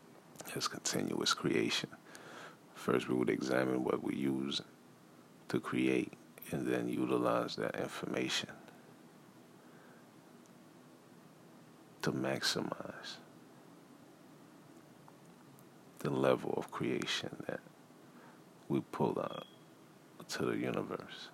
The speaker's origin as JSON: {"language": "English", "country": "Haiti", "tie": "born or raised there", "also_born_or_lived": "United States", "said": "I was born in America, and I was raised in Haiti"}